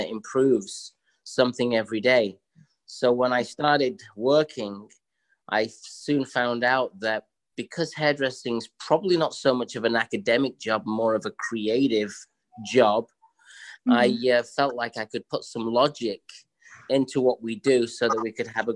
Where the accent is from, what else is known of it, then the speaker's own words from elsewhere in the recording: England, United Kingdom; now in New York City, United States; I grew up in England